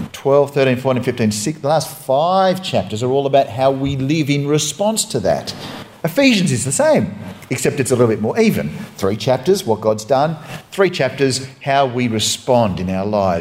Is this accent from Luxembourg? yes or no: no; Australia